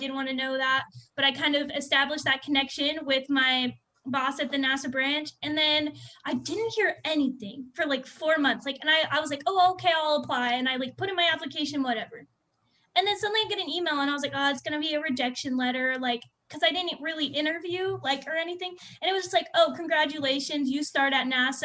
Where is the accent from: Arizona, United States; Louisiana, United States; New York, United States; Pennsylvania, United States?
Arizona, United States; Phoenix; also born or lived in Cleveland, Ohio; I'm from Arizona my whole life. Like, I lived in Ahwatukee